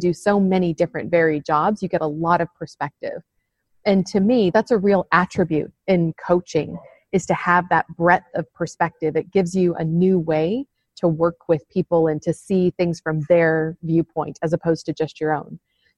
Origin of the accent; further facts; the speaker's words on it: United States; moved away as an adult; also born or lived in Arizona; now in London, United Kingdom; No, I'm not from London. Although, and in fact, I'm quite new to London. So I've lived here, in fact, just last week was just a year for me having moved to the UK. But I am an American.